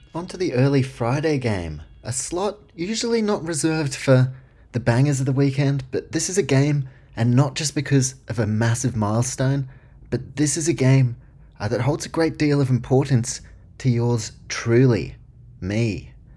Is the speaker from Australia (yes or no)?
no; New Zealand; I grew up in New Zealand